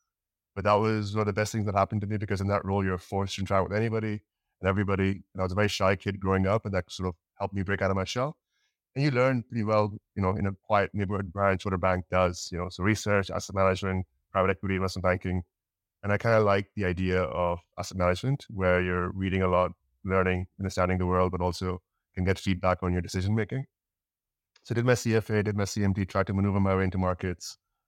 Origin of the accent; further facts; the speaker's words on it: Dubai, United Arab Emirates; moved away as an adult; also born or lived in Pakistan / Canada; So I'm from Pakistan, born and raised in Dubai. And then I went to university in Canada.